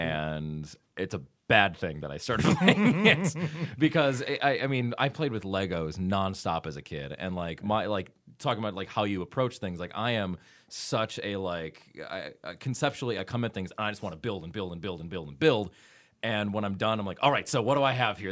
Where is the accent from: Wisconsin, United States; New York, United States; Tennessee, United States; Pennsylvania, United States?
Wisconsin, United States; I'm from Wisconsin